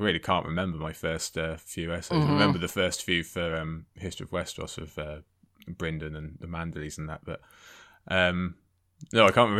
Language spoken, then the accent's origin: English; United Kingdom; also born or lived in Cardiff; Harry Potter was kind of spoon fed to us being British